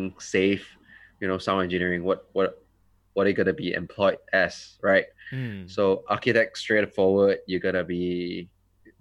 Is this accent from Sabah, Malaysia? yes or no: no; Petaling Jaya, Selangor, Malaysia; also born or lived in Germany; I'm from PJ, KL, born and bred there, never left.